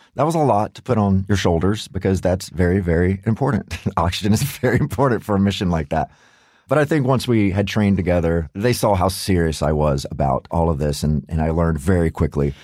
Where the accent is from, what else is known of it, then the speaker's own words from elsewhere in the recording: United States; as an American